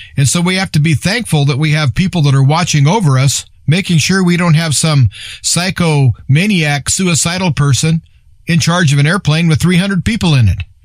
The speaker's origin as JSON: {"language": "English", "region": "Nebraska", "country": "United States", "said": "I'm from Nebraska"}